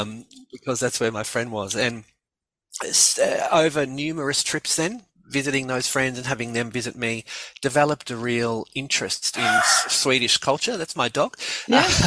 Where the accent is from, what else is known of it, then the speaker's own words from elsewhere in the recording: Melbourne, Victoria, Australia; also born or lived in Gothenburg; I grew up here in in Melbourne.